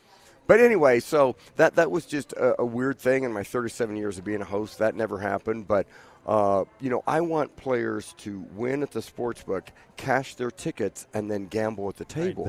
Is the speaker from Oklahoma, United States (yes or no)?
no; Kansas, United States; So obviously I'm from Kansas.